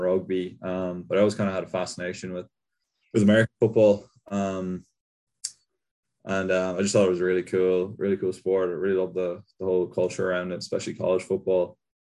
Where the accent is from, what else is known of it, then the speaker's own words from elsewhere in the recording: Castleisland, Munster, Ireland; moved away as an adult; I'm from Castle Island, so it's in Kerry, it's kind of in the southwest, so it's really football country.